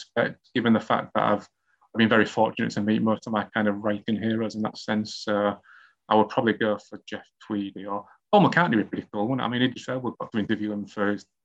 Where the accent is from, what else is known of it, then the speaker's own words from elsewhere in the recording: Hull, Yorkshire and the Humber, United Kingdom; writing mysteries and murder mysteries in my hometown of Hull